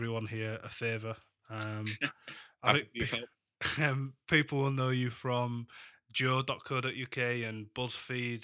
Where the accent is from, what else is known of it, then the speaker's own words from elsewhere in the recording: Huddersfield, Yorkshire and the Humber, United Kingdom; also born or lived in Leeds; having been born and raised in Huddersfield and lived in Leeds all my life